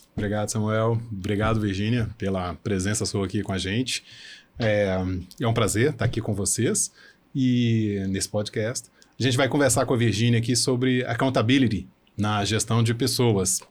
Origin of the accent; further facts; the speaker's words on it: Brazil; nós, como brasileiros